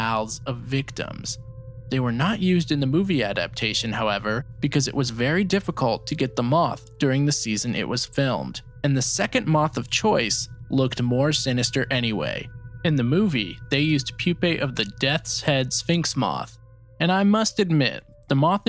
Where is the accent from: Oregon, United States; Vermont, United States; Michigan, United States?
Vermont, United States; I grew up in Vermont